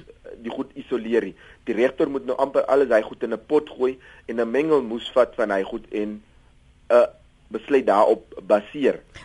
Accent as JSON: {"language": "Afrikaans", "town": "Cape Town", "region": "Western Cape", "country": "South Africa", "said": "ek kom uit Kaapstad uit"}